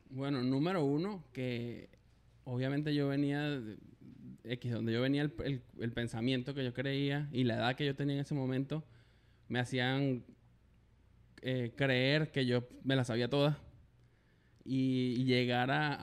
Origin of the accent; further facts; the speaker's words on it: Valencia, Carabobo, Venezuela; moved away as an adult; now in Canada; soy venezolano, por el acento ya lo saben, este, de Valencia.